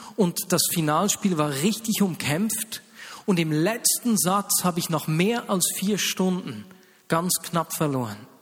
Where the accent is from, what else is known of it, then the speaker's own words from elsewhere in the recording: Switzerland; hier bei uns in der Schweiz